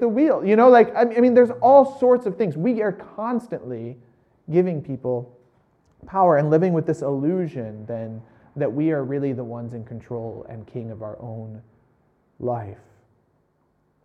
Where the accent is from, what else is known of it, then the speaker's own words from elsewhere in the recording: United States; I'm American